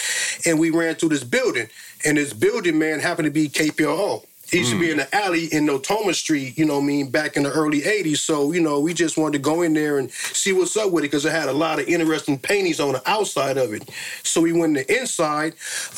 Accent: San Francisco, California, United States; Well, I grew up in Fillmore, San Francisco, born and raised, born right there in Mount Zion Hospital.

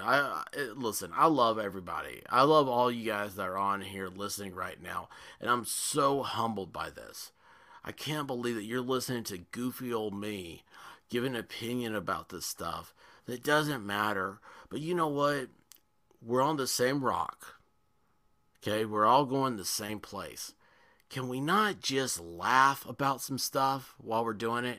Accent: Tennessee, United States; I'm from Tennessee

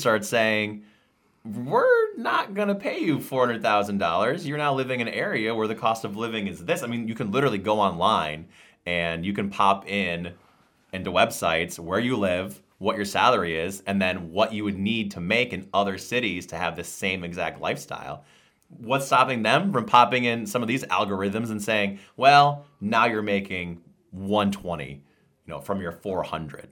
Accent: Endicott, New York, United States; I saw him in Endicott, New York, my hometown

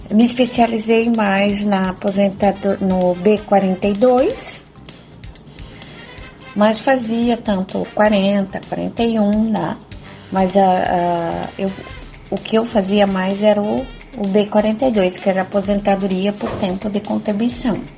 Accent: Santa Catarina, Brazil; sou de Santa Catarina

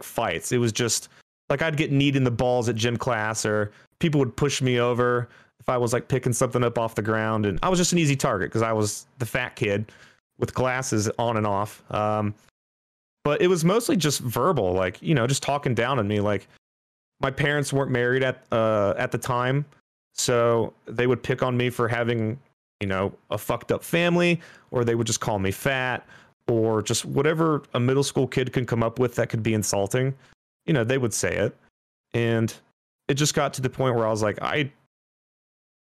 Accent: Dayton, Ohio, United States; I was born in Dayton, Ohio. I pretty much grew up there till my early 20s.

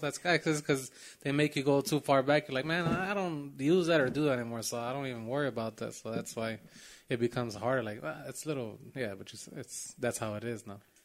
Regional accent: Chicago, Illinois, United States; born or raised there

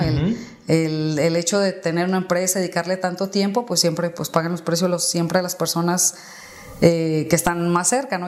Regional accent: Guadalajara, Jalisco, Mexico; yo soy de Guadalajara. Y toda la vida he vivido aquí en Guadalajara

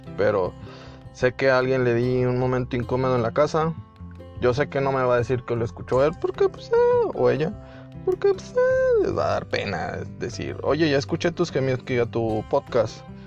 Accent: Mexico; Yo soy mexicano

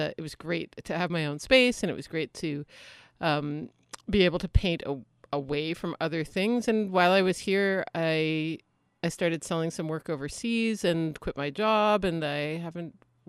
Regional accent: Halifax, Nova Scotia, Canada; now in Prince George, Canada; No, I'm from Halifax.

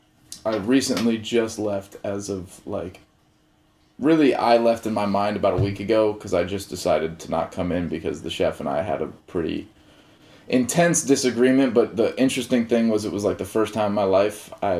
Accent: Walnut Creek, California, United States; moved away; also born or lived in New York; San Francisco Bay Area. What up, Walnut Creek? East Bay for days

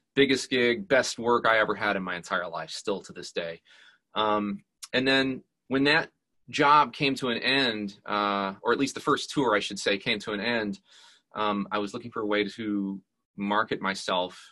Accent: Georgia, United States; also born or lived in Pennsylvania; grew up here in Georgia for 49 of my 51 years

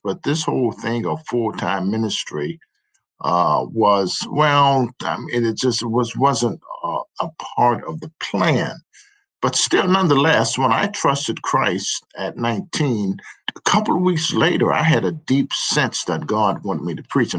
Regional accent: Chicago, Illinois, United States; I grew up on the south side of Chicago. So I'm a south sider.

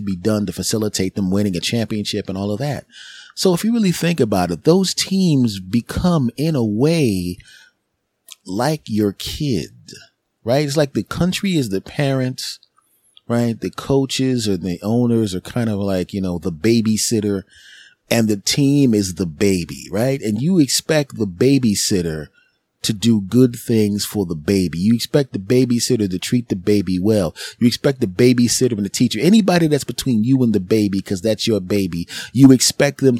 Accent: Philadelphia, Pennsylvania, United States; my hometown of Philadelphia

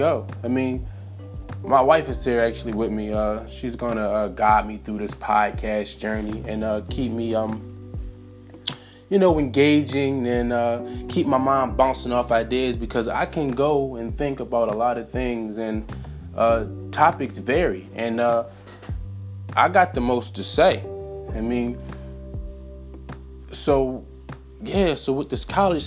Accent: Philadelphia, Pennsylvania, United States; Philly born and raised

